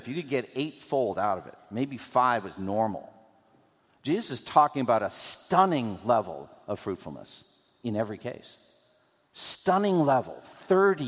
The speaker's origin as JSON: {"language": "English", "region": "New England", "country": "United States", "tie": "born or raised there", "said": "I grew up in New England"}